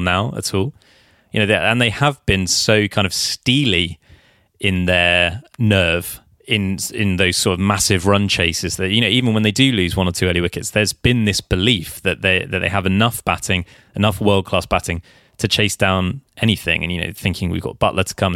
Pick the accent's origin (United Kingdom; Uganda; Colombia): United Kingdom; England; I am English